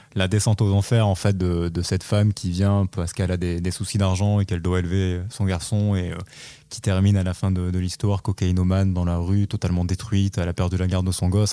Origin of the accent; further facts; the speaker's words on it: France; qu'on n'est pas japonais mais qu'on est français